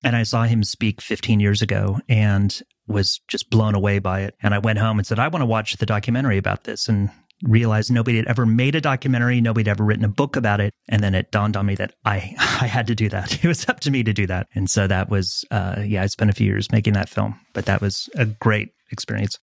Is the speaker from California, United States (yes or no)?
yes; Los Angeles, California, United States; moved away as an adult; I grew up a kid in Southern California, an L A kid, who went back east to go to school